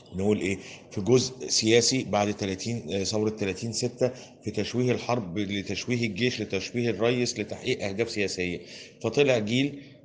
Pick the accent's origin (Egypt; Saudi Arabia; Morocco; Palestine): Egypt; احنا عندنا في مصر هنا